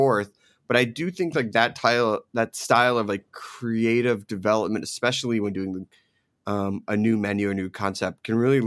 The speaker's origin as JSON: {"language": "English", "town": "Philadelphia", "region": "Pennsylvania", "country": "United States", "tie": "born or raised there", "also_born_or_lived": "New Jersey / New York", "said": "I grew up in Philadelphia and Jersey, New York."}